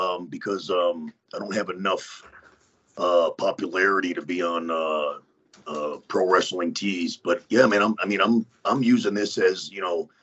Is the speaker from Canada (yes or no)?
no; Westchester, New York, United States; moved away; I'm from Westchester. I graduated high school in that building